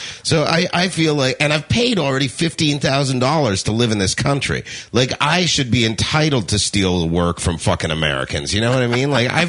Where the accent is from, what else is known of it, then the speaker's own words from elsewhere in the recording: Canada; moved away as an adult; now in United States; I'm from Canada originally.